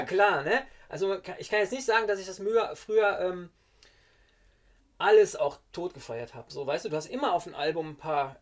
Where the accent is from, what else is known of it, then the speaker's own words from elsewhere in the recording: Witten, North Rhine-Westphalia, Germany; ich komme ja aus Witten zwar, aber noch so ein kleines Dörfchen noch davor